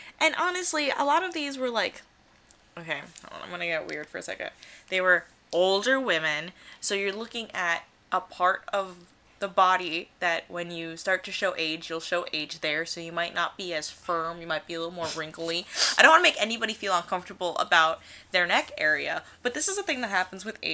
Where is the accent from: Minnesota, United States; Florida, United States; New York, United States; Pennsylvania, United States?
New York, United States; New York City; I'm from New York City